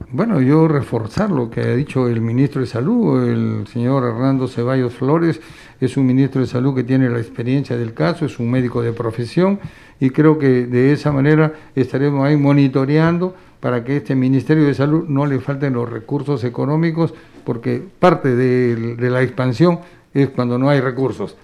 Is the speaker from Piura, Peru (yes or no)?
yes; Piura, Peru; yo que vengo de Piura